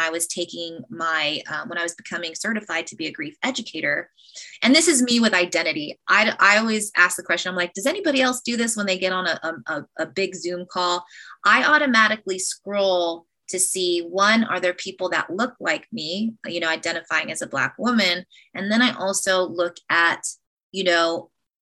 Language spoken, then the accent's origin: English; United States; I'm half Black and Filipino, and I'm an American